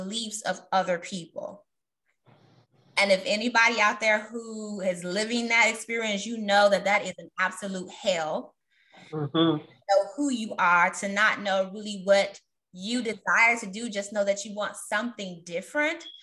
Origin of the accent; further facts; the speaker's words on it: Chicago, Illinois, United States; I'm also a Chicagoan.